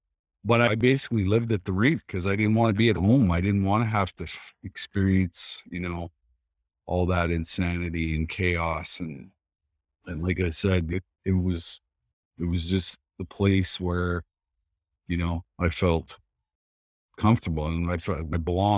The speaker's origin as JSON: {"language": "English", "region": "Saskatchewan", "country": "Canada", "tie": "born or raised there", "said": "I grew up in a lot of chaos and violen"}